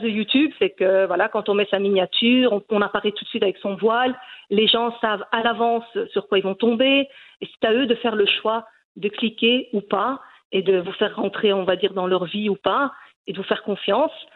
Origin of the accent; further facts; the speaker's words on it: Brussels, Brussels-Capital Region, Belgium; Je suis née en Belgique. Et euh, je suis donc d'origine marocaine. Mes parents ont, émigré en Belgique